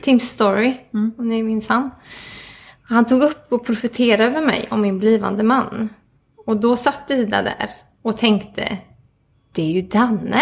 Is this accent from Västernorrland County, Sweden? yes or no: no; Mellerud, Västra Götaland, Sweden; also born or lived in Stockholm; now in Gothenburg, Sweden; jag kommer från Mellerud ursprungligen